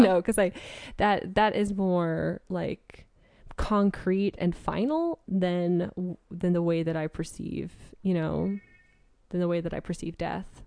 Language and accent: English; West Coast, United States; I grew up on the West Coast